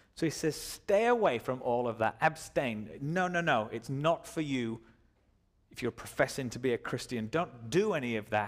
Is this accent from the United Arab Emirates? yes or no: yes; Dubai, United Arab Emirates; I was born in Dubai.